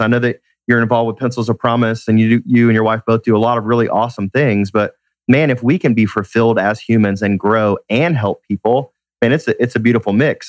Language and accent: English; Atlanta, Georgia, United States; Born and raised in Atlanta, love being in my city